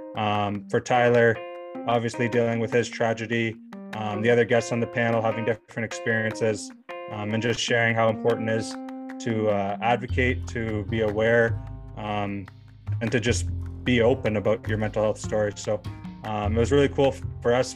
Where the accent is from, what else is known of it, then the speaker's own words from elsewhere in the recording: Canada; moved away as an adult; a kid growing up in Canada